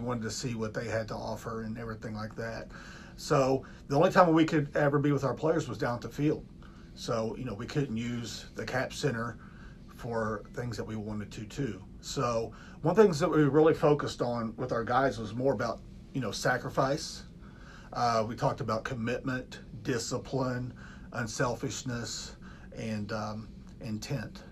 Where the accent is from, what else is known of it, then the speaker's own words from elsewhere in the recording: Louisa, Kentucky, United States; moved away as an adult; now in Newark, United States; I'm originally from Kentucky, from Eastern Kentucky, a small town called Louisa, Kentucky.